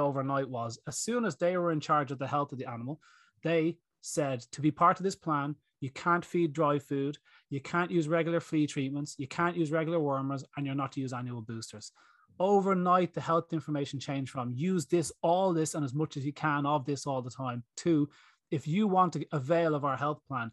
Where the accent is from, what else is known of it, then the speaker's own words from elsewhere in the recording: Greystones, County Wicklow, Ireland; Pharmacies in my hometown here in Greystones, we've got 8 pharmacies